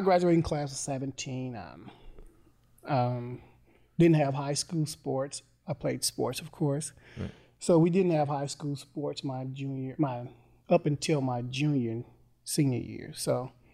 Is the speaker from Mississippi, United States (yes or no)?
yes; Mississippi, United States; I'm from Mississippi